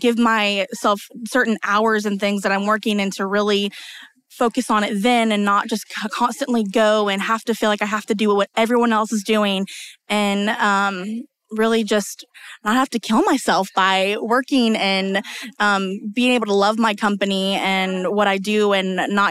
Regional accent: North Georgia, United States; I am from North Georgia.

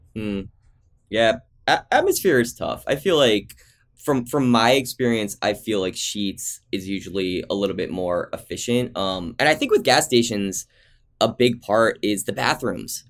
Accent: New Jersey, United States; also born or lived in Pittsburgh, Pennsylvania; grew up in New Jersey

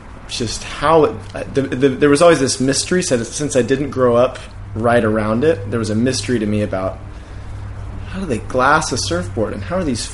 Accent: Orange, California, United States; So I grew up in Orange, city of Orange, which is like 30 minutes from the beach.

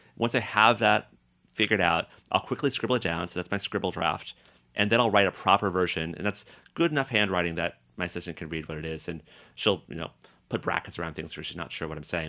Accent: Boulder, Colorado, United States; moved away; also born or lived in Paris; growing up in Boulder, Colorado

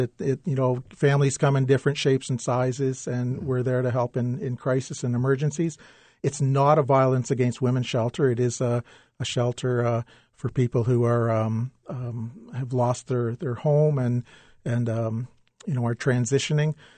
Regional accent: London, Ontario, Canada; I grew up in London

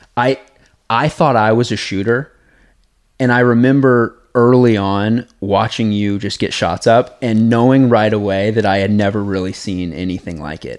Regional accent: Kansas, United States; I'm coming from Kansas

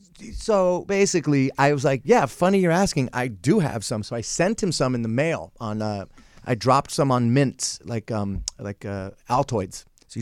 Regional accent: San Francisco, California, United States; I'm kind of reverted back to my San Francisco roots.

